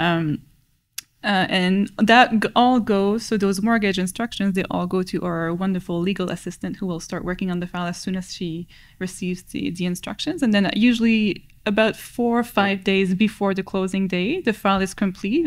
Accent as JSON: {"language": "English", "region": "New Brunswick", "country": "Canada", "also_born_or_lived": "Halifax, Nova Scotia", "moved": "as an adult", "lives_now": "Ottawa, Canada", "said": "I moved to Ottawa from New Brunswick"}